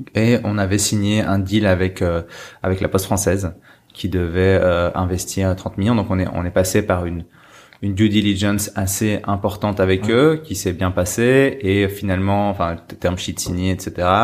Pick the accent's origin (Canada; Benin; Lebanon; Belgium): Belgium; En tant que Belge